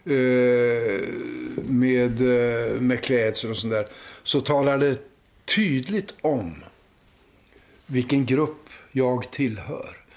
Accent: Linköping, Östergötland, Sweden; När jag var barn i Linköping

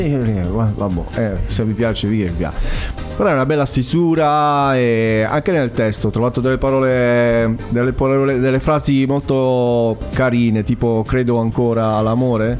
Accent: Altamura, Apulia, Italy; Per me che vengo da Altamura

